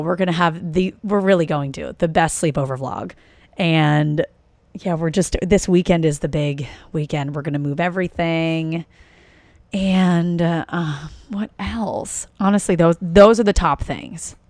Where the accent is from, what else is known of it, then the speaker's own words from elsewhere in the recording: East Coast, United States; moved away; I'm from the East Coast. So getting to New York, we would go up and see shows.